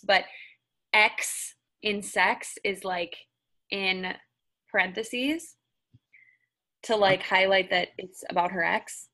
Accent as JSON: {"language": "English", "region": "Minnesota", "country": "United States", "tie": "born or raised there", "moved": "as an adult", "lives_now": "Nashville, United States", "said": "growing up in Minnesota"}